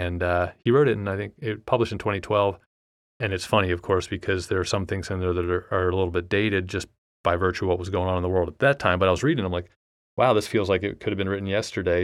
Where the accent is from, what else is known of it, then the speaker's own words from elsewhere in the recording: United States; being American and a fourteen-year-old in, in the United States